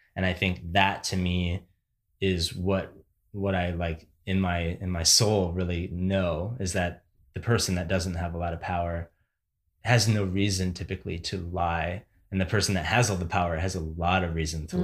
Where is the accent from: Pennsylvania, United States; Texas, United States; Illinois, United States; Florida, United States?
Illinois, United States; Barrington; moved away; in Barrington, the town I grew up